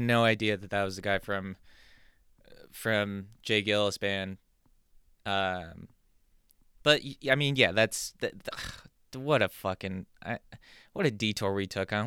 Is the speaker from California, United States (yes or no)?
yes; San Diego, California, United States; moved away as an adult; now in New Jersey, United States; growing up in California